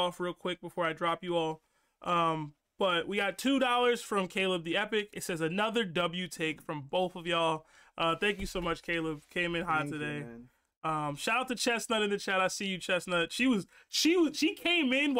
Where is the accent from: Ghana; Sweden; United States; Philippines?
Ghana; I'm the Ghanaian one